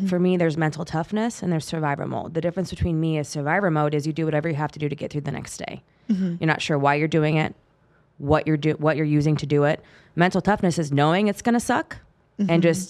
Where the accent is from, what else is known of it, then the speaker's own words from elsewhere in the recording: California, United States; growing up in the Bay Area of California and growing up in the generation I did, I was born in the 70s